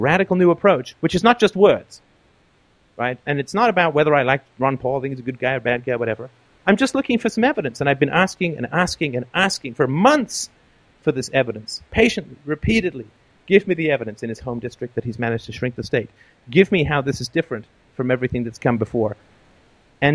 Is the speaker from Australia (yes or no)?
no; England, United Kingdom; now in Canada; I grew up in England, not too far from you.